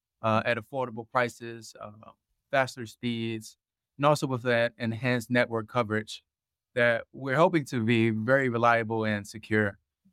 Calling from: Silver Spring, Maryland, United States; Silver Spring, Maryland.

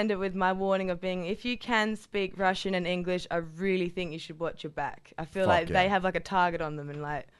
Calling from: Australia; I'm … from Australia.

